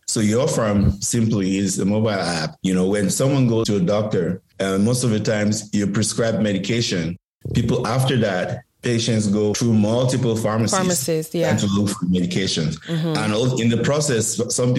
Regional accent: Cameroon; moved away as an adult; now in United States; I'm originally from Cameroon, and I moved to the U.S. in 2010 for school

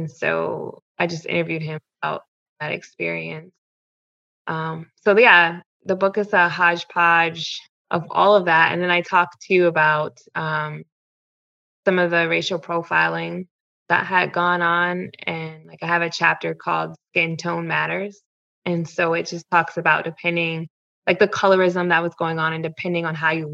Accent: Ohio, United States; moved away as an adult; also born or lived in Louisiana / New Mexico / Missouri / Iowa; I'm from Ohio. I worked as a reporter in Louisiana, New Mexico, and Missouri and Iowa.

